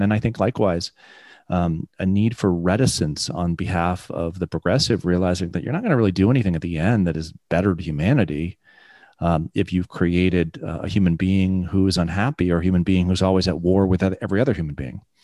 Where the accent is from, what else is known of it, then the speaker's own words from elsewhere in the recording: England, United Kingdom; I was born in England